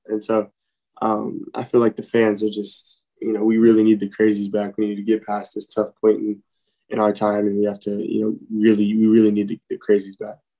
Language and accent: English; Los Angeles, California, United States; moved away as an adult; I came from Los Angeles, California